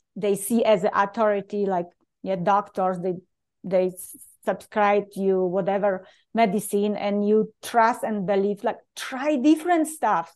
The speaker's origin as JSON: {"language": "English", "country": "Poland", "tie": "born or raised there", "second_language": "English", "moved": "as an adult", "lives_now": "United States", "said": "I usually introduce myself Polish-born"}